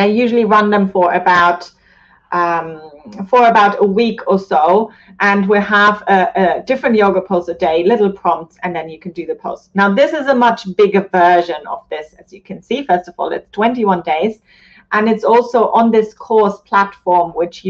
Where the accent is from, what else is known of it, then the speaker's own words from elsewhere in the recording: Germany; moved away; Germany, which is my home country.